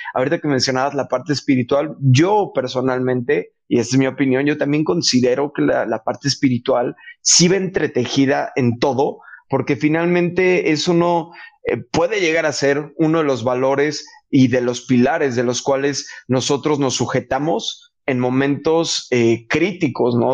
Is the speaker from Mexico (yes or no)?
yes; Mexico; como mexicanos, inclusive como latinos